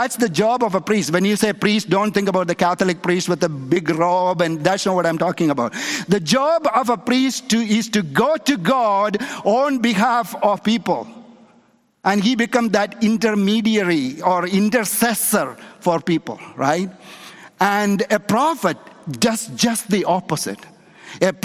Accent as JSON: {"language": "English", "country": "India", "tie": "born or raised there", "moved": "yes", "said": "in a little town in India where I was born, there is a Jewish community, there is a Jewish synagogue in my hometown in India."}